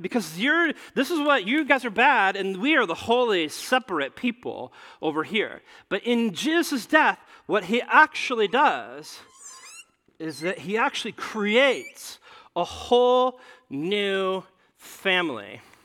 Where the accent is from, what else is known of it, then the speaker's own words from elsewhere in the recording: Nebraska, United States; I grew up in, in Nebraska